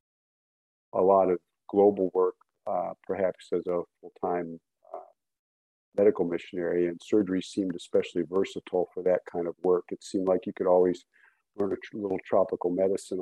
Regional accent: Cleveland, Ohio, United States; I grew up, most of my childhood was actually near Cleveland

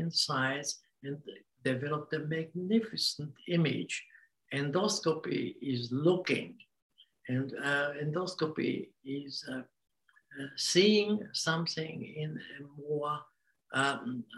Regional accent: Hungary; English is a second language; moved away as an adult; also born or lived in Vienna, Austria / Australia; I was born in Hungary and spent 15 years in Vienna. Came back to Hungary

